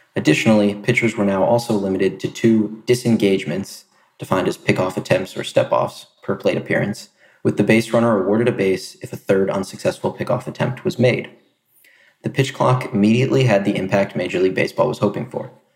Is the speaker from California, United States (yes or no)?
no; New Jersey, United States; moved away; also born or lived in Boston; I'm originally from South Jersey